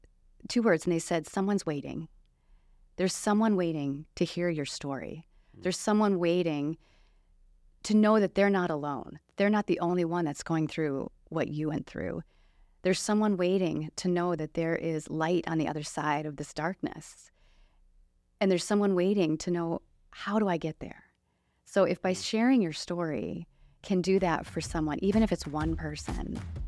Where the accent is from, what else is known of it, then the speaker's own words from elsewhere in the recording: La Crosse, Wisconsin, United States; I grew up here in the La Crosse area, but then I moved away and I was always passionate about dance.